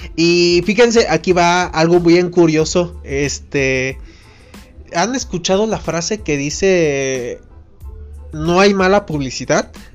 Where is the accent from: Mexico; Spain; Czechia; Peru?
Mexico; como buen mexicano